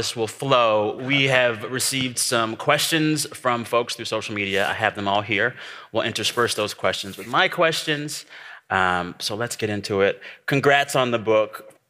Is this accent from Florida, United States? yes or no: no; San Antonio, Texas, United States; And I remembered that we're both Texas boys, which is great. You're from the Houston area, I'm from the San Antonio area